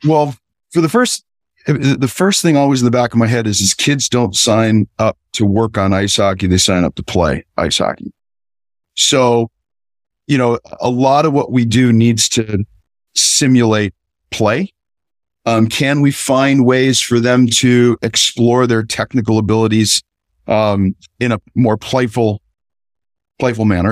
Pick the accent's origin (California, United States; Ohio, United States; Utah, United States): California, United States; Southern; I grew up in Southern California